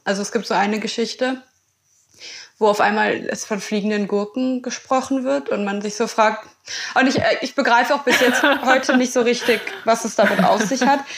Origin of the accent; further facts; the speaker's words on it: Berlin, Germany; als gebürtige Berlinerin